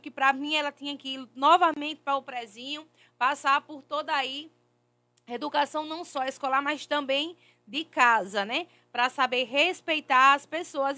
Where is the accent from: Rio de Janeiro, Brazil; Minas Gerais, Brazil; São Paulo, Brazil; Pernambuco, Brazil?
Pernambuco, Brazil; a gente é nordestino, né? Então, é. Então a gente tem que defender a nossa, o, nosso, o, nosso, o nosso Pernambuco